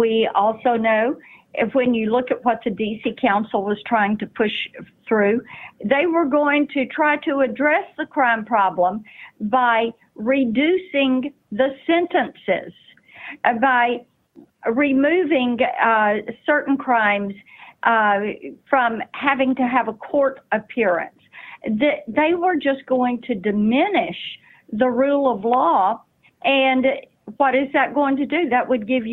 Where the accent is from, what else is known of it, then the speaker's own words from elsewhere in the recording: Tennessee, United States; Tennessee, my home state.